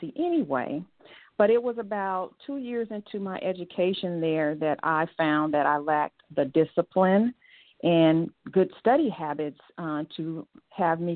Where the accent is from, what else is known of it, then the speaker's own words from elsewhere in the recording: Los Angeles, California, United States; I was born in Los Angeles. I am a byproduct of South Central Los Angeles, and I was groomed by a village of people